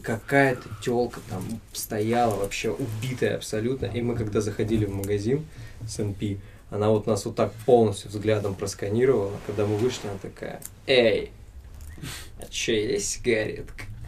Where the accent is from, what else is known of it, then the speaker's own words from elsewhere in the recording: Siberia, Russia; moved away as an adult; also born or lived in Tomsk / Anzhero-Sudzhensk; now in Saint Petersburg, Russia; я из Сибири